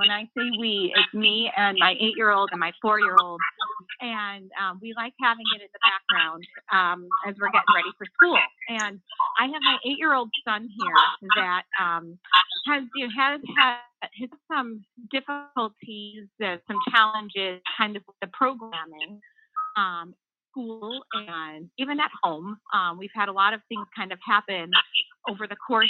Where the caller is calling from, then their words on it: Lake Bluff, Illinois, United States; calling from Lake Bluff, Illinois.